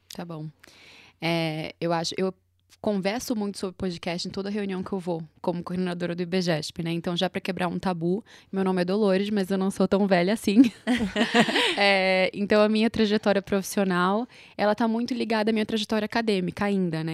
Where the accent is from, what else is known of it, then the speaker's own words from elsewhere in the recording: Recife, Pernambuco, Brazil; moved away as an adult; now in São Paulo, Brazil; sou de Recife, moro em São Paulo há três anos